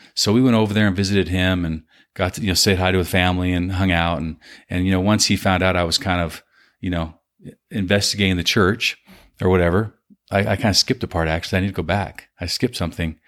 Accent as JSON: {"language": "English", "region": "Southern California", "country": "United States", "tie": "born or raised there", "said": "I was born in California, Southern California"}